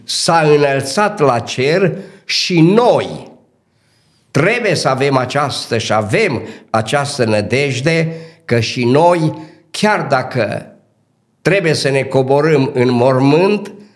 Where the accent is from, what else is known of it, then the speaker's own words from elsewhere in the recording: Dobric, Bistrița-Năsăud, Romania; also born or lived in Cluj; m-am născut în Dobric, județul Bistrița Năsăud, într-o familie modestă care a avut nouă copii